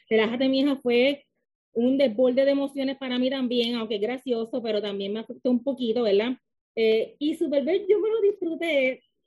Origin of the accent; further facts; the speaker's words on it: Lajas, Puerto Rico; also born or lived in Mayagüez, Puerto Rico; now in San Juan, Puerto Rico; nací en Mayagüez, soy de Laja, Puerto Rico, pero vivo actualmente en San Juan.